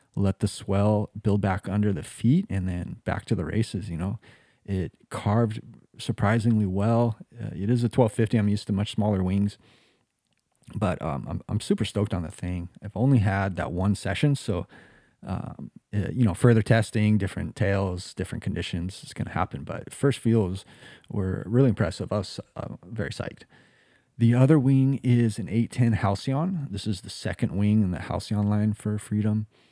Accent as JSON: {"language": "English", "area": "Kauai", "region": "Hawaii", "country": "United States", "tie": "born or raised there", "also_born_or_lived": "California / Costa Rica", "moved": "as an adult", "lives_now": "Jacksonville, United States", "said": "I was born in California. raised here on the island of Kauai"}